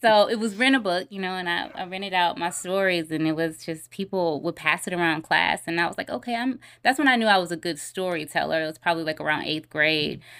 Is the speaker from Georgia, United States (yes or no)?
yes; Clayton County, Georgia, United States; also born or lived in Henry County, Georgia / Atlanta; I grew up in Clayton County, but I, I went to high school in Henry County, so I went to Stockbridge High School